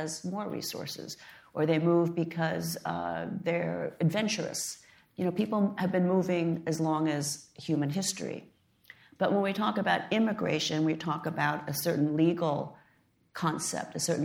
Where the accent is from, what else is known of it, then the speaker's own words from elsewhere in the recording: United States; I was born in the United States, but my parents were educated in China